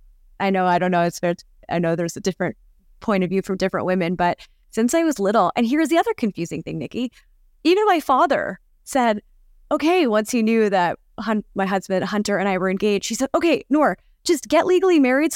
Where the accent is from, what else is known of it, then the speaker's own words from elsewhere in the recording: India; I don't really know much. I'm Indian. And then I like stuck with my Indian friends and I joined the Indian Student Union.